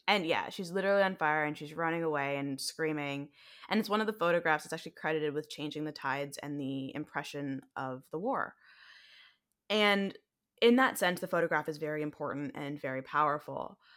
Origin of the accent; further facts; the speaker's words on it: United States; accent: American; my American accent